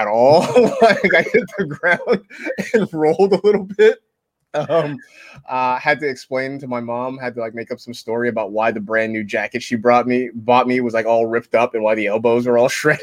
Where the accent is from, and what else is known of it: Vallejo, California, United States; born or raised there